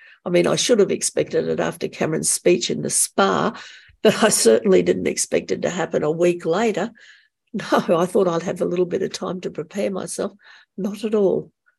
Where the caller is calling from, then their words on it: Brisbane, Queensland, Australia; I'm calling from Brisbane in the state of Queensland in Australia.